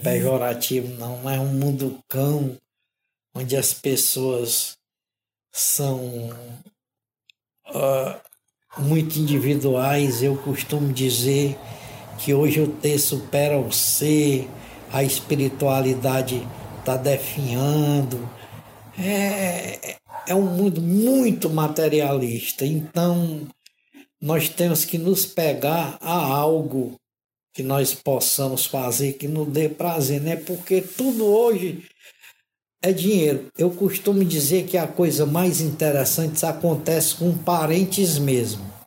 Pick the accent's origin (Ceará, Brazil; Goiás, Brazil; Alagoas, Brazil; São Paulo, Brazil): Ceará, Brazil; Fortaleza; moved away as an adult; now in Joinville, Brazil; eu sou nordestino, sou cearense, apesar de ser a, de ter ascendência italiana, que sou neto de italianos